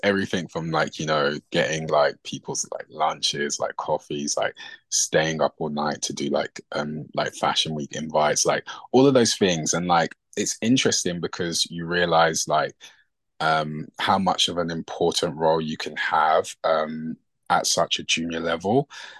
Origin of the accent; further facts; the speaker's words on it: Nigeria; obviously being from like from an African household and being Nigerian.